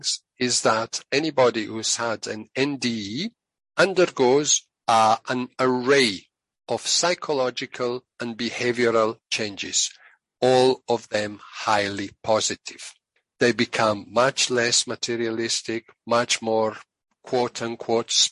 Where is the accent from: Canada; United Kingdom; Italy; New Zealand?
Italy; moved away; I'm originally from Italy, and there's an expression in Italian